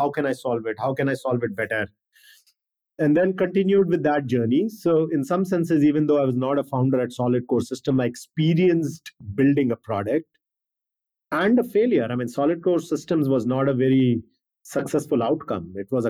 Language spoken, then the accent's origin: English; India; India, growing up in India and education system, India is always about being the best.